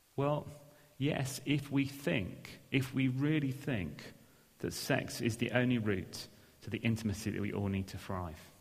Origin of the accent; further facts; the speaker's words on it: England, United Kingdom; we're English